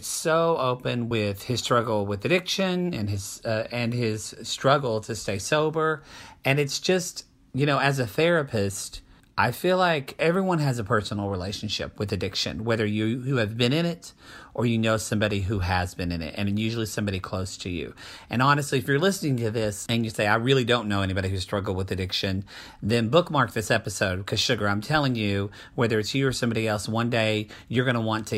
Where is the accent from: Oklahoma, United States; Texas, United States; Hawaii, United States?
Oklahoma, United States; now in California, United States; I'm from Oklahoma